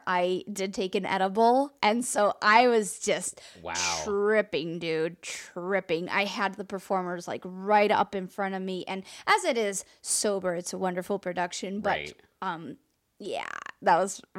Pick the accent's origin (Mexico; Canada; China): Mexico; I am from Mexico. We dance. We like to dance at things.